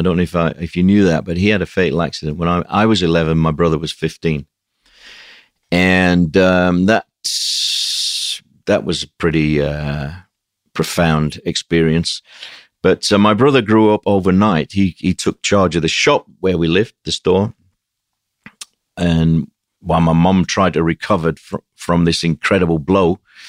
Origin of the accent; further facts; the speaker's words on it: Sheffield, Yorkshire and the Humber, United Kingdom; It was very, by today's standard, it was extremely austere. But so was everywhere up in the north of England. I've come from a pretty poor, basic working class family.